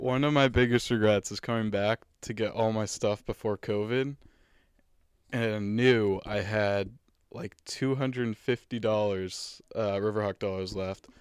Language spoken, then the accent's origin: English; Danvers, Massachusetts, United States; North Shore, so I'm from Danvers.